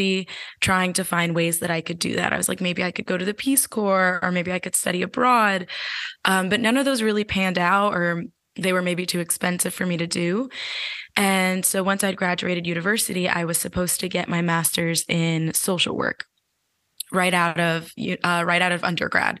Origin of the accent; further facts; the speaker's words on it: New Jersey, United States; moved away as an adult; I was raised in New Jersey in the States